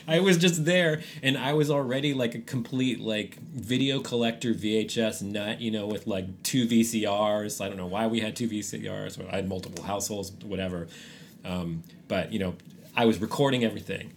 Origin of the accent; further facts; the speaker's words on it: San Francisco, California, United States; now in Austin, United States; I grew up in San Francisco